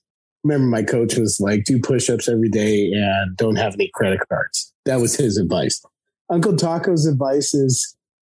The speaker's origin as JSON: {"language": "English", "town": "Denver", "region": "Colorado", "country": "United States", "said": "I come from Denver, where 90% of my friends are Mexican"}